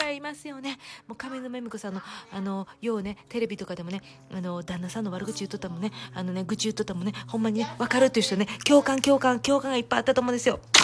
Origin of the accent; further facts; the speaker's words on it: Kansai, Japan; accent: Kansai dialect (also speaks Kanto dialect); now in United States; バイリンガルなんで、関西弁と関東弁の